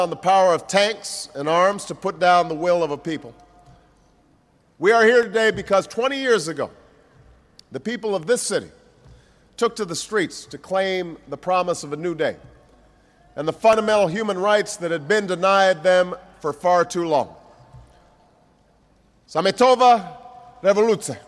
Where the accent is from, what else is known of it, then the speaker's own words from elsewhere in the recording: Chicago, Illinois, United States; learned over many years to appreciate the good company and the good humor of the Czech people in my hometown of Chicago.